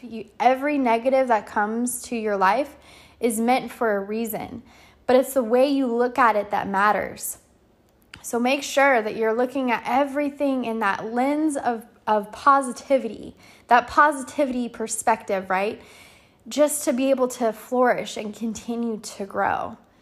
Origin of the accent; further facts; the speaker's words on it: California, United States; moved away; I'm out here in California, back in my hometown